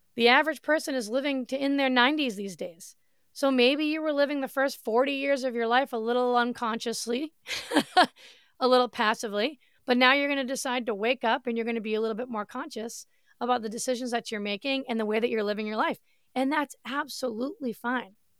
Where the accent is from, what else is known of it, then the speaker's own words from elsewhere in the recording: Massachusetts, United States; moved away as an adult; now in Florida, United States; I grew up in Massachusetts. I lived there for thirty-five years of my life